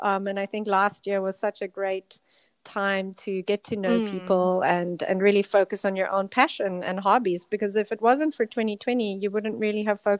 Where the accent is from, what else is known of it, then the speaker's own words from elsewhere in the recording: South Africa; now in Hong Kong; And so I'm originally from South Africa.